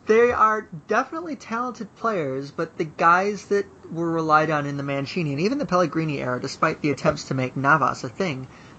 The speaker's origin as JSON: {"language": "English", "country": "United States", "said": "We're American."}